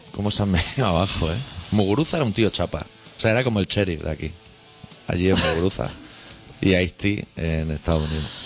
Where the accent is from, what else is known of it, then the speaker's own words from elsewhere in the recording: Catalonia, Spain; siendo catalán por el mundo